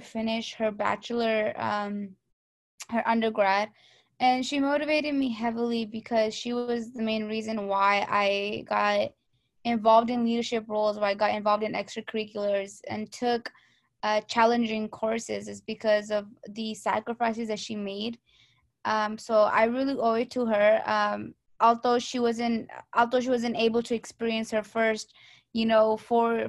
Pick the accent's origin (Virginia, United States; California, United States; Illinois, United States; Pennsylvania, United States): California, United States; Stockton; Stockton native